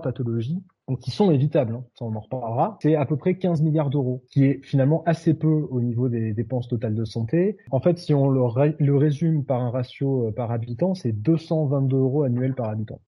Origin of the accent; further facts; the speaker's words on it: France; on n'est pas des Suédois, on est des Français.